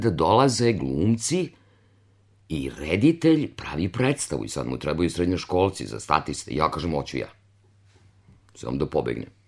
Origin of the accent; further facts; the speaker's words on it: Kruševac, Rasina District, Serbia; moved away; also born or lived in Novi Sad; ja sam rođena u Čitluku, u jednom selu kod Kruševca, nedaleko, nekih 5-6 kilometara.